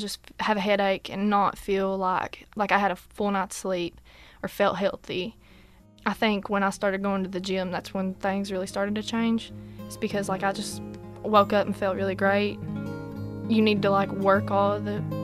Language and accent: English; Irvine, Kentucky, United States; now in Whitesburg, United States; I'm from Irvine originally, but I live in Whitesburg.